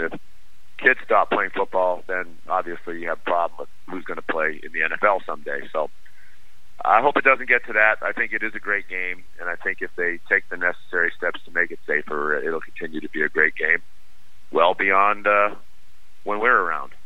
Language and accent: English; Boston, Massachusetts, United States; that's where I grew up in Boston